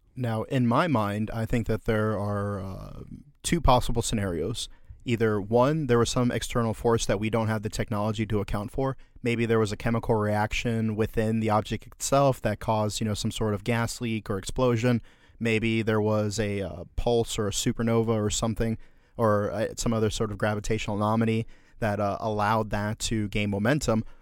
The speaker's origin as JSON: {"language": "English", "country": "United States", "said": "we love as Americans"}